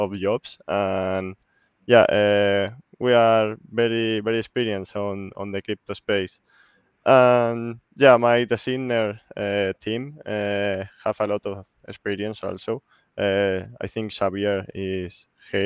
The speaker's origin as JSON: {"language": "English", "country": "Spain", "said": "I'm from Spain."}